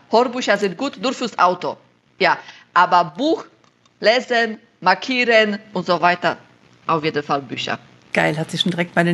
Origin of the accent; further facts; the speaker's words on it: Silesian Voivodeship, Poland; German is a second language; now in Germany; ich komme aus Schlesien in Polen, dann kann ich auch Schlesisch sprechen. Jetzt wohne ich im Schwabenländle, da kann ich auch ein bisschen Schwabenländle.